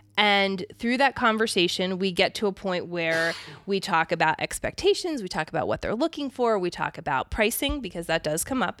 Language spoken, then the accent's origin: English; Pennsylvania, United States; moved away; also born or lived in Arizona; I grew up in Pennsylvania, so it's, I mean, I didn't, I haven't lived there for a very long time